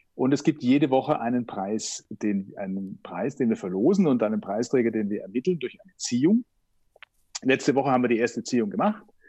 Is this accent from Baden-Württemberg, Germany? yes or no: yes; Herrenberg, Baden-Württemberg, Germany; moved away as an adult; now in Vienna, Austria; ich bin Schwabe, Herrenberg, das liegt unweit von Stuttgart